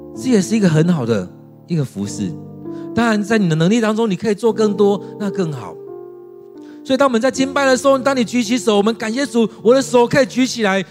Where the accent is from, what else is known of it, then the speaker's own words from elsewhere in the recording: Taiwan; 我们台湾人